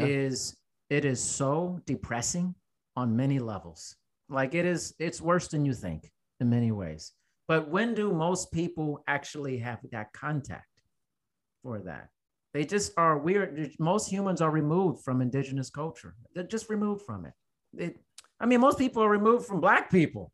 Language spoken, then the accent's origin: English; United States; as an American